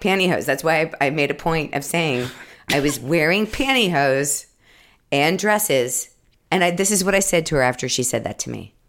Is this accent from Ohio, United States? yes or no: yes; Ohio, United States; I grew up in Ohio